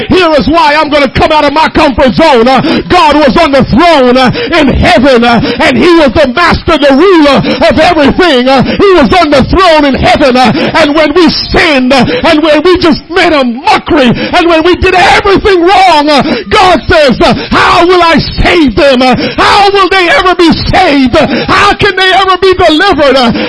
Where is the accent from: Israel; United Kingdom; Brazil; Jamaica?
Jamaica; now in United States; I was born and raised in Jamaica